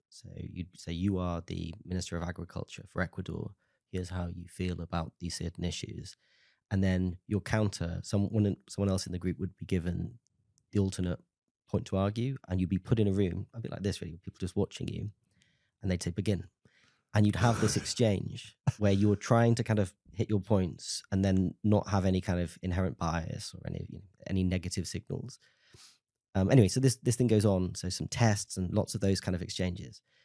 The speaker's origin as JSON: {"language": "English", "town": "Tenby", "region": "Wales", "country": "United Kingdom", "said": "I'm from a small town in South Wales called Temby"}